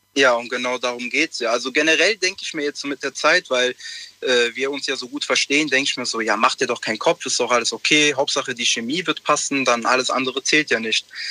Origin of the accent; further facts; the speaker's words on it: Italy; ich bin Italiener